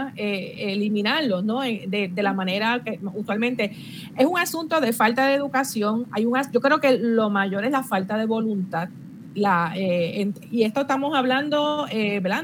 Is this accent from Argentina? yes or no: no; Puerto Rico; una de las cosas como puertorriqueña que yo me siento orgullosa es la cantidad de ideas que nosotros los puertorriqueños